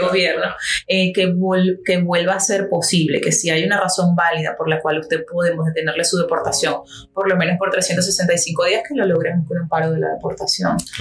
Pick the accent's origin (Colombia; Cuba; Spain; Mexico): Cuba; now in Miami, United States; vivo acá en Miami, en Miami-Dade, en la y soy cubano